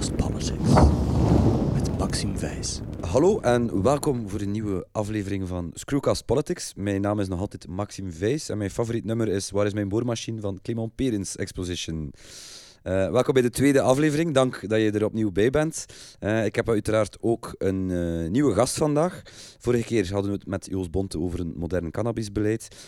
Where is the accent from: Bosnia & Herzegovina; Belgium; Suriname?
Belgium; Kortrijk, Flanders; also born or lived in Lendelede; ik ben 42 jaar, ik kom uit Kortrijk